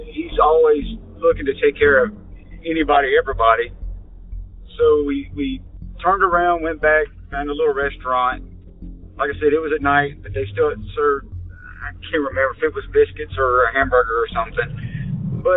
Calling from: Pennsylvania, United States; I'm calling from Pennsylvania.

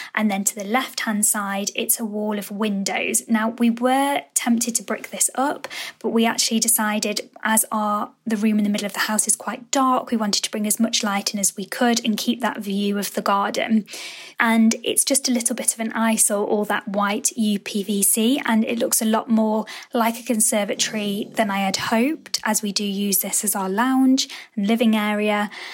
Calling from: Stafford, West Midlands, United Kingdom; I'm calling from Stafford, and I live in a seventies build.

